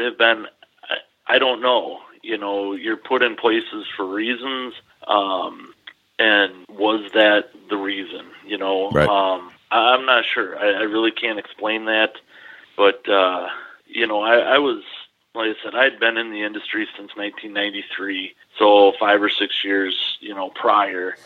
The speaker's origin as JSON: {"language": "English", "town": "Dodgeville", "region": "Wisconsin", "country": "United States", "tie": "born or raised there", "said": "I grew up here in Dodgeville"}